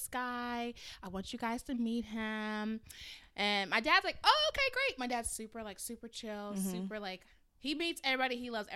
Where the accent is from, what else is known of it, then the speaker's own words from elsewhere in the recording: Nigeria; I'm Nigerian, and so I'm also the first daughter